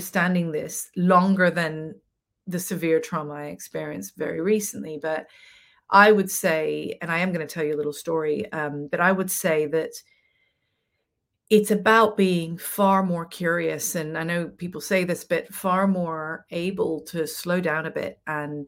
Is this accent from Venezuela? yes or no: yes; Venezuela; I grew up in Venezuela